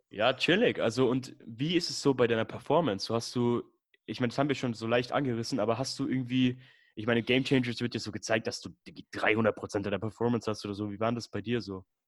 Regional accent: Würzburg, Bavaria, Germany; ich komme aus Würzburg

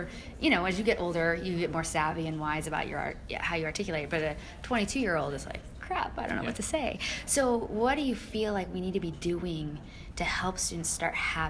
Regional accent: Kansas, United States; I grew up in Kansas

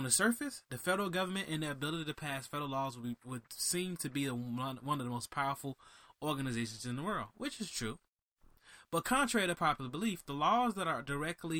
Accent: Miami, Florida, United States; I'm from Miami

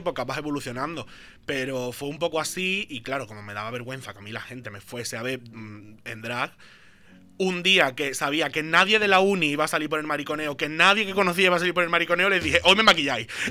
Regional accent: Jerez de la Frontera, Andalusia, Spain; moved away as an adult; now in Barcelona, Spain; yo vengo de Jerez

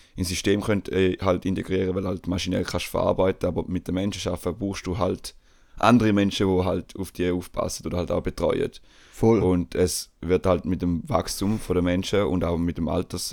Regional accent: Switzerland; bei uns in der Schweiz

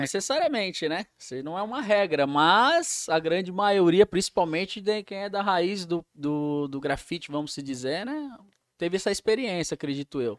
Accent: São Paulo, Brazil; now in Rio Claro, Brazil; Morava ali na Zona Norte de São Paulo, então tinha a pista de skate da ZN, é, os amigos em comuns ali daquele bairro do Jardim Peri, onde eu cresci ali.

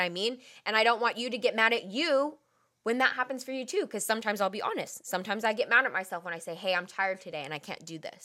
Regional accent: Bay Area, California, United States; we are from the Bay Area

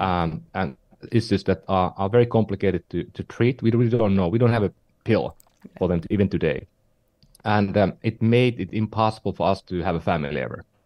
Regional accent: northern Finland, Finland; now in San Francisco, United States; I'm from Finland, um, you know the the, the small uh, country in northern Europe, and uh, not not from the southern part of Finland, but from the northern part of Finland

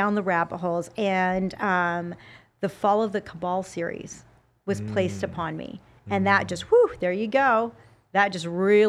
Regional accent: Salt Lake City, Utah, United States; I grew up in a Democratic family in a Republican state. Because I'm from Salt Lake City, Utah.

